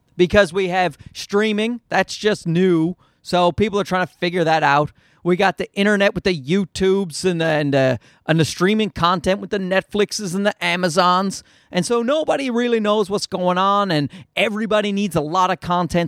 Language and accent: English; Newfoundland and Labrador, Canada; accent: Newfie; I'm also, I'm also from Newfoundland